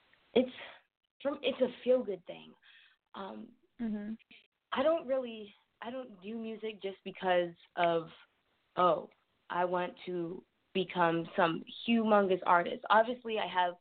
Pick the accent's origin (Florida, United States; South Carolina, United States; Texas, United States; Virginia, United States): Texas, United States; San Antonio; I was born and raised in San Antonio, Texas